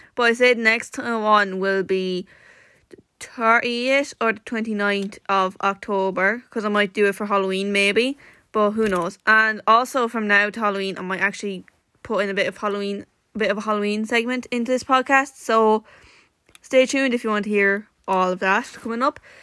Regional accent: County Wexford, Leinster, Ireland; I'm from Wexford

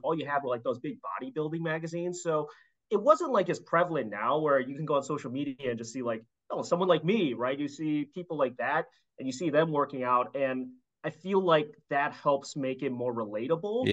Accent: Chicago, Illinois, United States; I grew up in Chicago

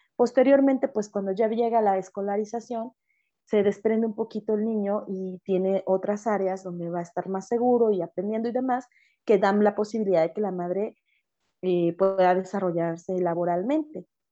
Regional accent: Mexico; yo soy mexicana

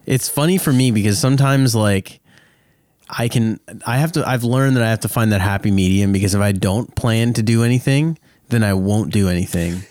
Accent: Canada; I do love being Canadian

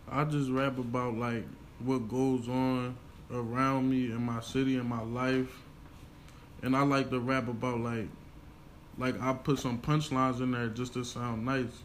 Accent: Chester, Pennsylvania, United States; I'm from Chester, Pennsylvania.

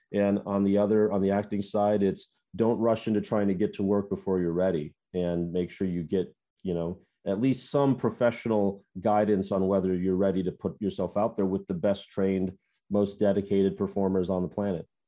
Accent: Minnesota, United States; moved away as an adult; now in Los Angeles, United States; growing up in the Midwest

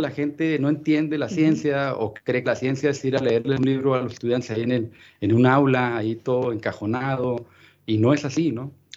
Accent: Ciudad Juárez, Chihuahua, Mexico; also born or lived in Florida / El Paso; yo soy nativo de Ciudad Juárez

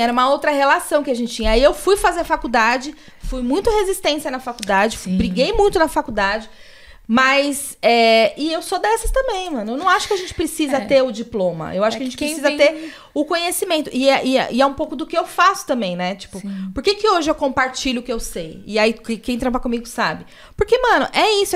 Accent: São Paulo, Brazil; eu sou do Capão Redondo

